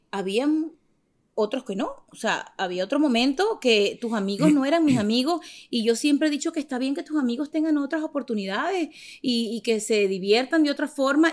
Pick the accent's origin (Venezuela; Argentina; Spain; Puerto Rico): Venezuela; moved away; also born or lived in Miami; Yo soy venezolana